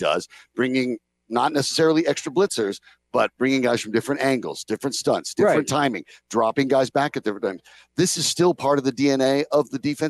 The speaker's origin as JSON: {"language": "English", "town": "Denver", "region": "Colorado", "country": "United States", "tie": "born or raised there", "said": "I was born and raised in Denver"}